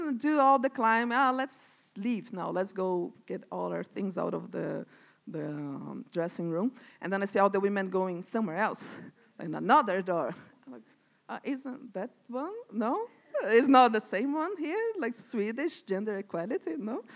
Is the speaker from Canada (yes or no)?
no; Brazil; moved away as an adult; also born or lived in São Paulo; now in Sweden; I came from Brazil, and I moved here on September